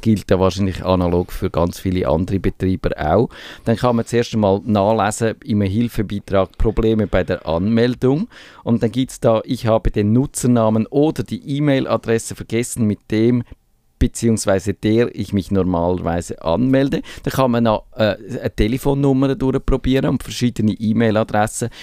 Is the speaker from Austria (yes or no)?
no; Switzerland; wir als Schweizer